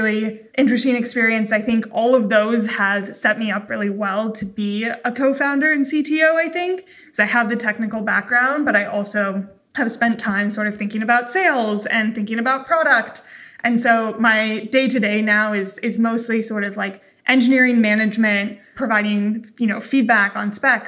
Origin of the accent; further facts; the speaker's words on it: Idaho, United States; I grew up in Idaho.